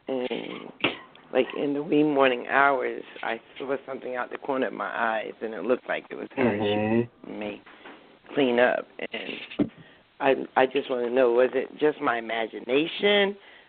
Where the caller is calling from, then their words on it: New Jersey, United States; I'm calling from New Jersey.